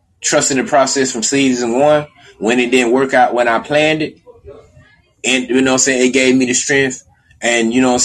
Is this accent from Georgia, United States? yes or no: yes; Albany, Georgia, United States; moved away; Albany, Georgia, my hometown